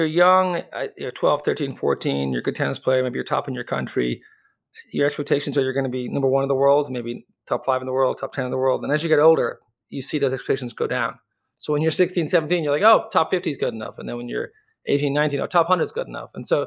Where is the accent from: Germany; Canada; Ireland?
Ireland; Dublin, Leinster; accent: Irish; moved away as an adult; also born or lived in United States; born and raised in Dublin, but I left